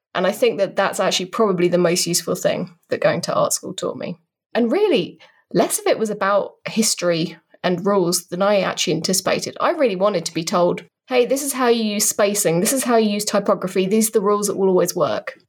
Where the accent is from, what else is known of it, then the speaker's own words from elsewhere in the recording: United Kingdom; accent: British; I'm a British person, in case you couldn't tell by the accent.